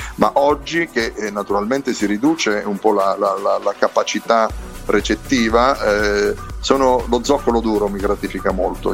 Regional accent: Penne, Abruzzo, Italy; del mio paese, pennese

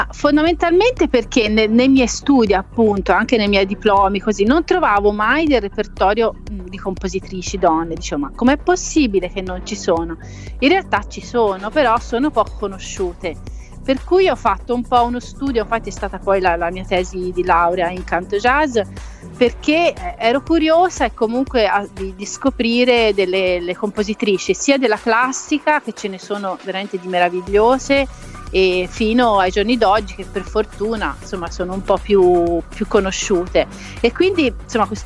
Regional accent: Lucca, Tuscany, Italy; born there; now in La Spezia, Italy; Io sono alla Spezia, sono nata a Lucca, però ora vivo alla Spezia, comunque sono sul mare.

